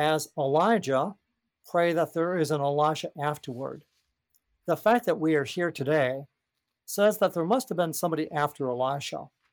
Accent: United States; Speaking as an American Christian

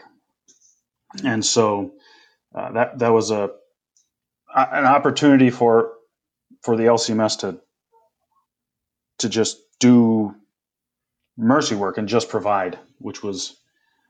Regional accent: Minnesota, United States; moved away as an adult; now in Indonesia; I grew up in Minnesota

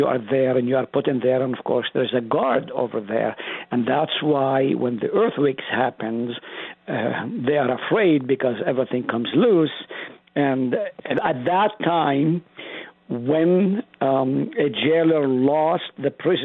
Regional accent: Israel; now in South Dakota, United States; I grew up in Israel

